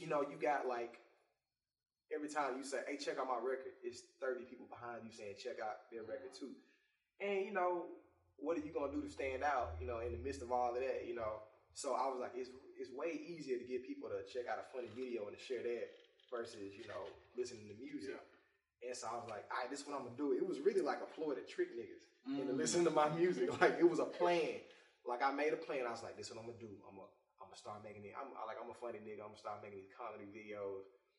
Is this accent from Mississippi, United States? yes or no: yes; Jackson, Mississippi, United States; I'm from Mississippi, Jackson, Mississippi